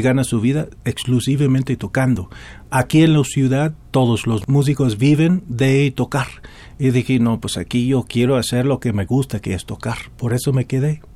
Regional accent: Dallas, Texas, United States; Spanish is a second language; moved away as an adult; now in Mexico City, Mexico; en Dallas, en la ciudad de donde vengo

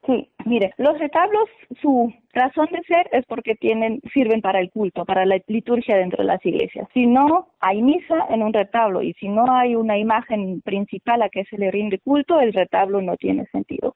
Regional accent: Germany; now in Oaxaca, Mexico; Yo soy de Alemania

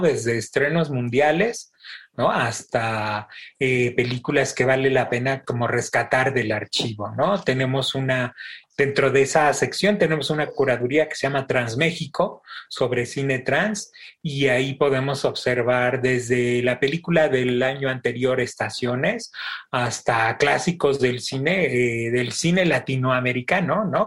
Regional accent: Mexico; buenos mexicanos

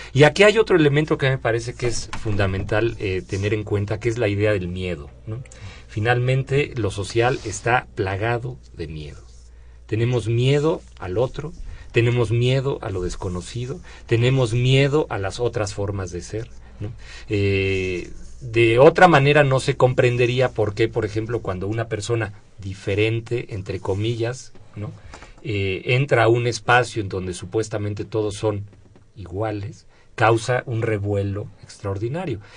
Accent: Mexico; como mexicanos

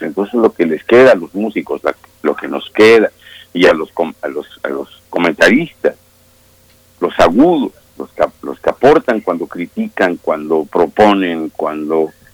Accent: Mexico; somos mexicanos y tenemos nuestras maneras de decir las cosas

